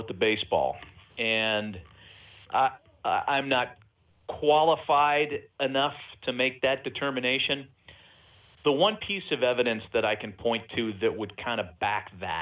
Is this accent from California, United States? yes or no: yes; East Bay, California, United States; when I was a kid growing up in the East Bay